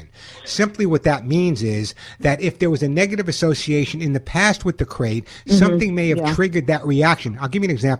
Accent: Oceanside, New York, United States; now in Santa Monica, United States; I'm in Santa Monica, and I grew up in Oceanside, Long Island

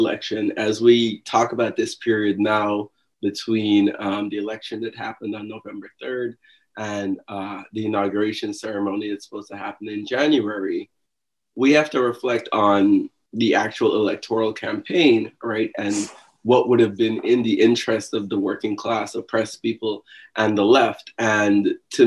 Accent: Guyana; now in New York, United States; I am originally from Guyana

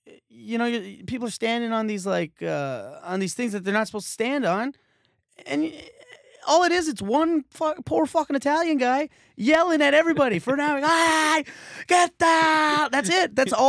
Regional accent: Canada; I come from Canada.

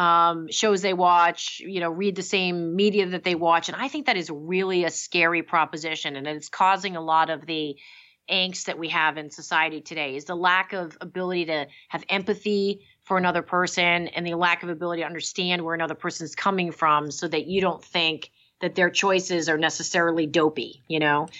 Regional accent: Massachusetts, United States; I grew up in Massachusetts

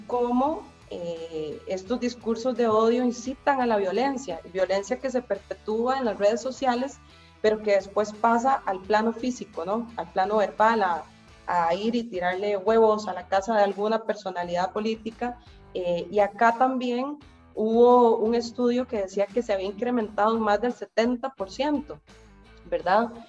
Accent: Costa Rica; acá en mi país, en Costa Rica

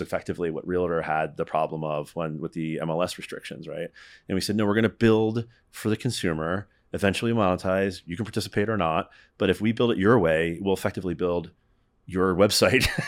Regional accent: Northeast, United States; I'm from the Northeast. I live just outside of New York City half the time.

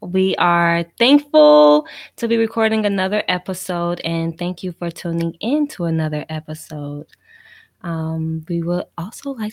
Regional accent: Gary, Indiana, United States; also born or lived in Philadelphia / Louisiana; I'm from Gary, Indiana. It's a small city in Indiana, Northwest Indiana. Shout out to the 219.

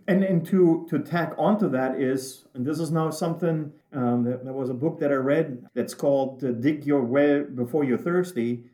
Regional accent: Germany; moved away as an adult; now in United States; I was, as you can tell, not born here in the US. I was born and raised in Germany.

